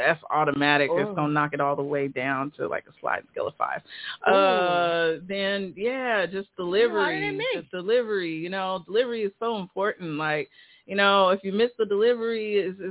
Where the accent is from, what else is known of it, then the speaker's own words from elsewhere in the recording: San Jose, California, United States; now in Atlanta, United States; I grew up in Silicon Valley, so San Jose, where Facebook, Instagram, all that is